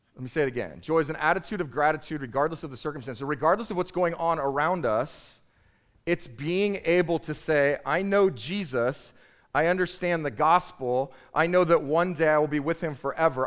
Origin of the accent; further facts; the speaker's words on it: United States; I'm an American